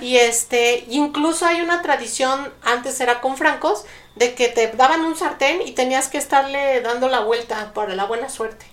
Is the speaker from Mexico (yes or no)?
yes; Mexico; soy mexicana